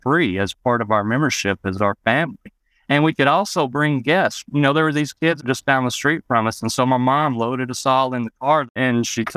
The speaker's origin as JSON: {"language": "English", "region": "Arkansas", "country": "United States", "tie": "born or raised there", "also_born_or_lived": "Memphis, Tennessee", "said": "I actually moved to Arkansas on the last day of school for fifth grade. I was living in Memphis, Tennessee"}